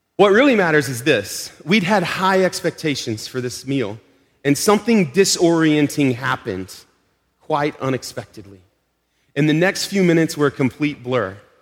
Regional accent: Arkansas, United States; now in Melrose, United States; we're from Arkansas. we just visited family in Arkansas two months ago

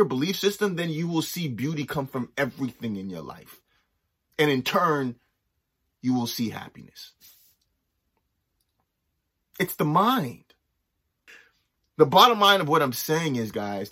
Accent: Los Angeles, California, United States; also born or lived in Nova Scotia; now in Canada; growing up

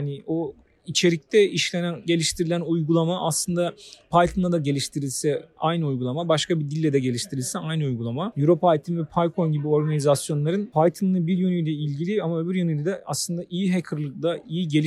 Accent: Turkey; Toplam 5 Türküz konferansta benim görebildiğim.

